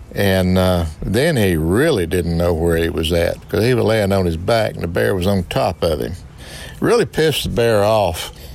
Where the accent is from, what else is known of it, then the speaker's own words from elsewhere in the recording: Wardell, Missouri, United States; I grew up in Wardell, Missouri